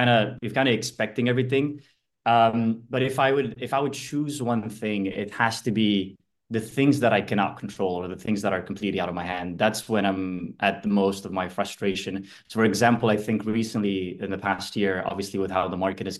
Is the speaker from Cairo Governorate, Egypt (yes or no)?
yes; Cairo, Cairo Governorate, Egypt; moved away as an adult; now in Amsterdam, Netherlands; I'm originally from Cairo, from Egypt. A lot sunnier than where I live now in Amsterdam.